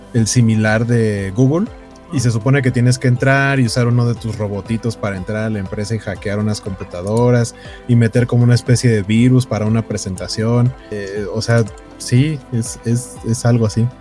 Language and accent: Spanish; Mexico City, Mexico; now in Torreón, Mexico; yo soy de Iztapalapa